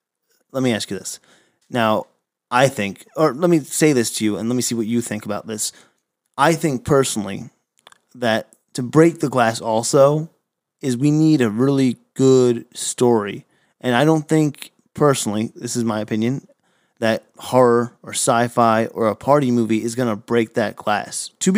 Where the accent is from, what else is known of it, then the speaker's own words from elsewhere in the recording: United States; and I'm coming from New York, New Jersey area myself, been out here for a handful of years